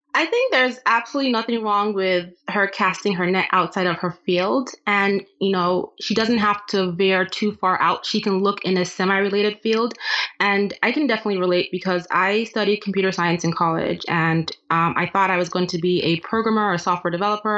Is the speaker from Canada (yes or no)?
no; Nigeria; moved away; I'm originally from Nigeria and I grew up in a family where my dad was the breadwinner